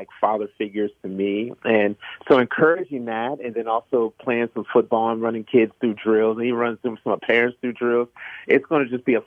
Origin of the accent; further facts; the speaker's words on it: Florence, Kentucky, United States; I was born in Florence, Kentucky. That's right across from Cincinnati, Ohio